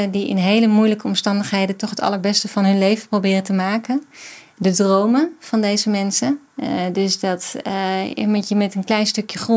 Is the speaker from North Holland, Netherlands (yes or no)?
yes; Weesp, North Holland, Netherlands; Ik kom uit Weesp.